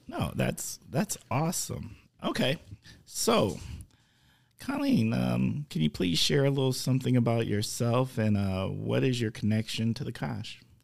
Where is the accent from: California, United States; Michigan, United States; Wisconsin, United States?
Wisconsin, United States; Oshkosh